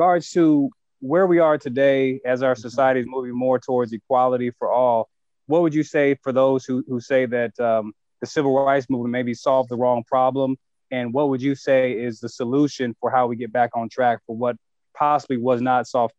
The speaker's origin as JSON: {"language": "English", "town": "Dayton", "region": "Ohio", "country": "United States", "tie": "born or raised there", "said": "I grew up in Dayton, Ohio, but all my family's from Philly."}